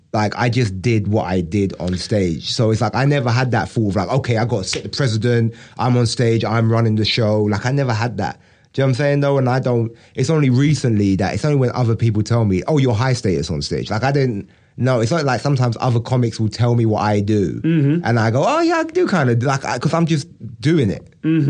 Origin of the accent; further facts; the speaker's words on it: United Kingdom; also born or lived in Brixton; I'm British